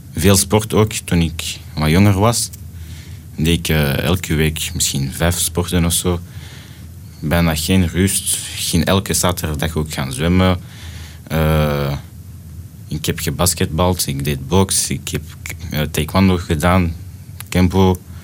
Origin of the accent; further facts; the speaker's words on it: Brussels, Brussels-Capital Region, Belgium; also born or lived in Antwerp / Jette; ik ben geboren in Antwerpen, maar getogen in Brussel